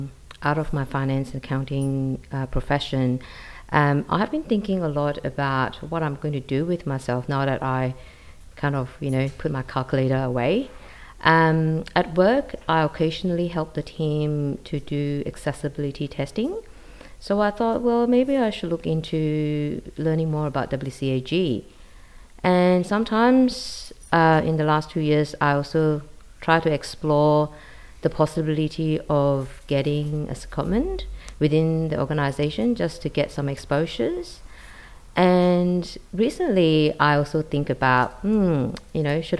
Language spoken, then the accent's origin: English; Malaysia; moved away as an adult; now in Sydney, Australia; I'm originally from Malaysia. I came to Australia in 2000 and I live in Sydney.